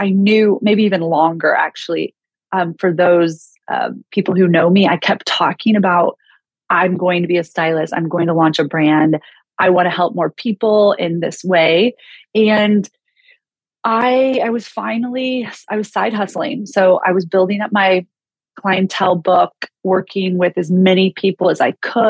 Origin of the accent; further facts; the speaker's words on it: Kansas City, United States; also born or lived in Chicago; now in Los Angeles, United States; I grew up in Kansas City, spent 22 years in Chicago, and now I just moved to Los Angeles January 1st